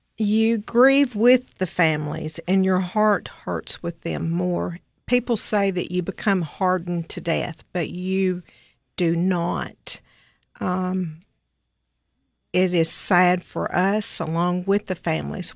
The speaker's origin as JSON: {"language": "English", "town": "Cookeville", "region": "Tennessee", "country": "United States", "tie": "born or raised there", "said": "I grew up in Cookville, was, uh, raised here"}